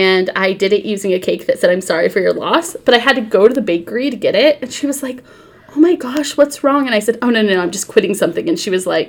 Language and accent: English; California, United States; I'm very California